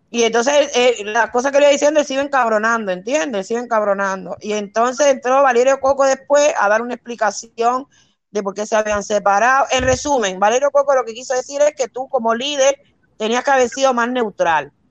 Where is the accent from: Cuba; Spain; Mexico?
Cuba; mira, yo soy cubana. Ustedes de cómo son los cubanos no me pueden contar historia a mí. Porque es que yo soy china, yo no soy extranjera, soy cubana.